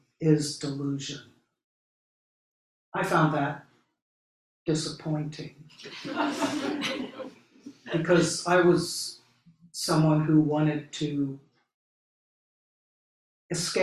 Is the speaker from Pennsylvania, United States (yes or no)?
yes; Philadelphia, Pennsylvania, United States; moved away as an adult; also born or lived in St. Louis, Missouri; I grew up in Philadelphia